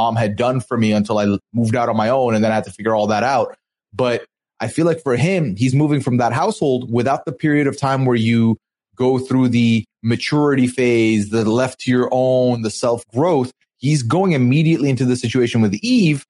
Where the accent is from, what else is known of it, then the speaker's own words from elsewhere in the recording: Dubai, United Arab Emirates; I come from, you know, born and raised in Dubai